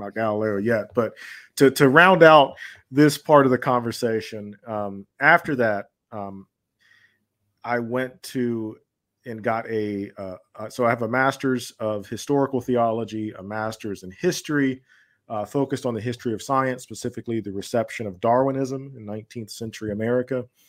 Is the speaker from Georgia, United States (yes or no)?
yes; Georgia, United States; I grew up in, uh, the southern United States, what's commonly referred to as the Bible Belt, uh, in the state of Georgia